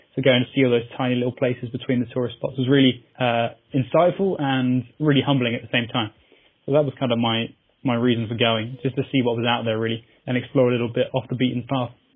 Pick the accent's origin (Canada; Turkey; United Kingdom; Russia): United Kingdom; Surrey, South East England; I'm 25 from Surrey in England